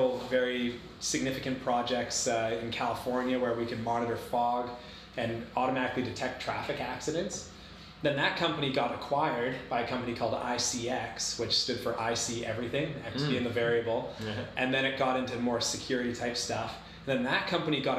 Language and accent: English; Comox, British Columbia, Canada; also born or lived in Victoria, Canada; being Canadian